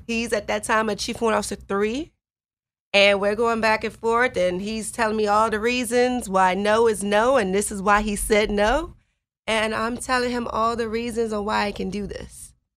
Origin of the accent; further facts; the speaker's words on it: Chicago, Illinois, United States; moved away as an adult; I grew up on the South Side of Chicago